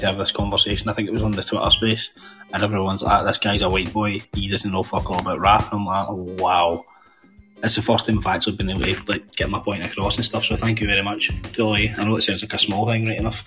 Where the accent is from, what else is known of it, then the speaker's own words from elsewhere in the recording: Hamilton, Scotland, United Kingdom; I'm from Hamilton in Scotland